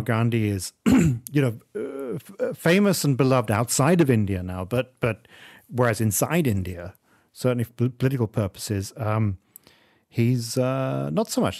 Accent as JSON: {"language": "English", "region": "England", "country": "United Kingdom", "tie": "born or raised there", "moved": "yes", "lives_now": "Malaysia", "said": "you and I grew up in England"}